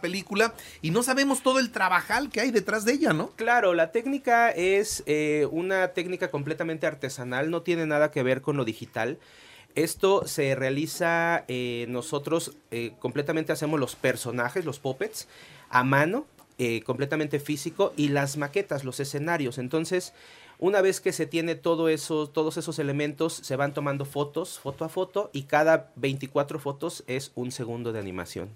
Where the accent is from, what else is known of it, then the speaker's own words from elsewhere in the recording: Puebla, Mexico; somos tres poblanos los que participamos en la película